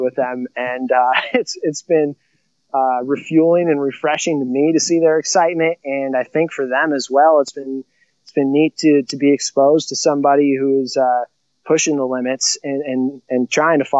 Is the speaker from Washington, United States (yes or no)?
no; Illinois, United States; now in South Dakota, United States; two in my hometown of Illinois, the same middle school that I went